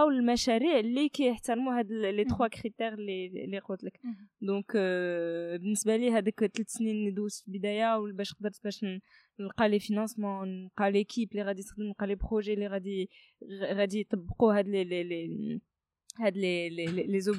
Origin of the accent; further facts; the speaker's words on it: Kenitra, Rabat-Salé-Kénitra, Morocco; also born or lived in France; قنيطره هي واحد المدينه اللي عزيزه عليا بزاف بيسكو الوالدين ديالي ساكنين هنايا euh, انا داديت في فرنسا ولكن كبرت هنايا في المغرب في مدينه قنيطره